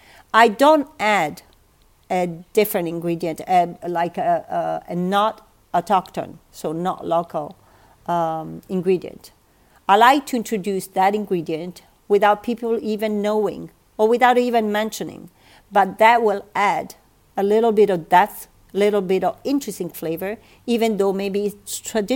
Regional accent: South, Italy; English is a second language; I am a woman from the South.

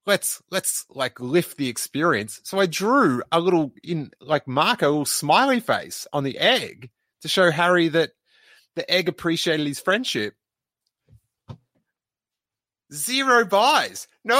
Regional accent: Bristol, South West England, United Kingdom; who was from my hometown of Bristol

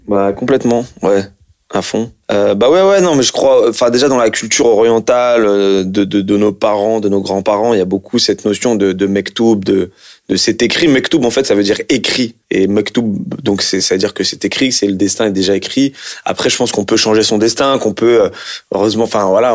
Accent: France; je suis d'origine algérienne et puis en plus j'ai grandi en France je suis né en France

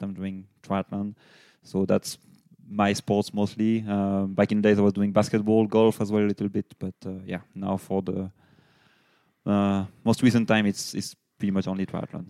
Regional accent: Lyon, Auvergne-Rhône-Alpes, France; English is a second language; moved away as an adult; now in Nuremberg, Germany; I'm originally from Lyon in France, but now living in uh, Nuremberg for a couple of years.

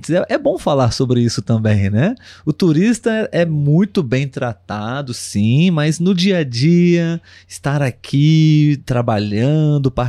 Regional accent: Brazil; eu, como brasileiro, posso também confirmar que a maioria dos brasileiros gosta muito de receber interagir, conhecer estrangeiros.

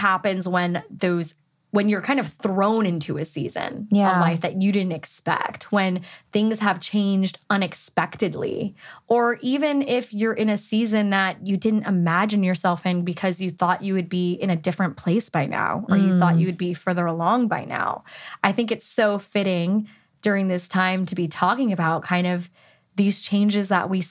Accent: California, United States; But I'm also born and raised in California

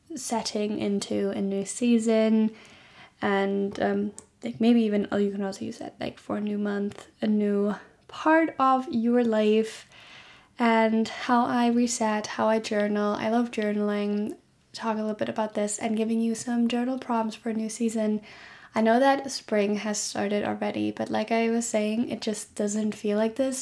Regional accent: Germany; born or raised there

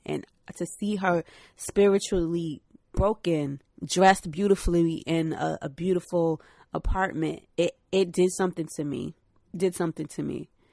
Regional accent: New York City, New York, United States; I'm from Brooklyn. Shout out Brooklyn. Shout out Reverb Projects. where, uh, Fab is from. It's literally up the street from where I grew up

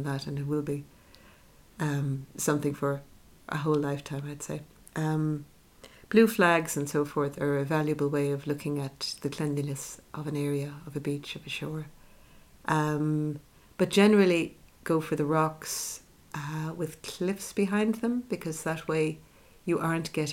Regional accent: Ireland

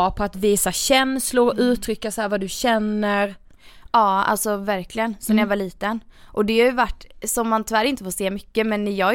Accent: Gothenburg, Västra Götaland, Sweden; jag är ju en göteborgare

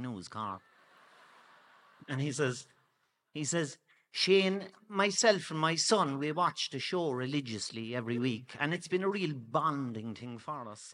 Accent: Cork, Munster, Ireland; I'm from, um, Friars Walk

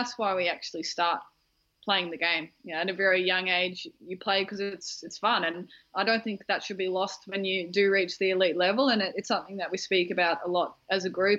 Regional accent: Australia; as an Australian group

